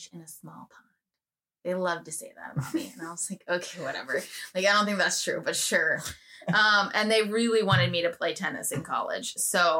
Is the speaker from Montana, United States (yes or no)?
no; Cincinnati, Ohio, United States; I'm from Cincinnati